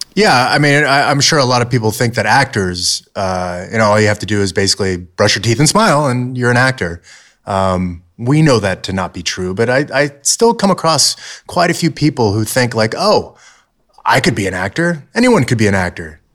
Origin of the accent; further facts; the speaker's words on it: Southern California, United States; growing up in Southern California